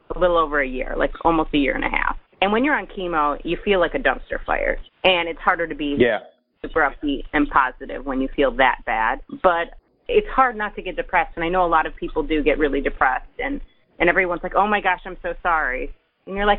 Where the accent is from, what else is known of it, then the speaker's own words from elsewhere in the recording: Detroit, Michigan, United States; I'm from Metro Detroit.